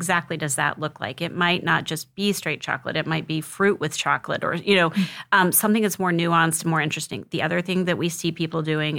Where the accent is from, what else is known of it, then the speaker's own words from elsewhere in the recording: Missouri, United States; That particular seminar was very special to me, being a Missouri as my home state.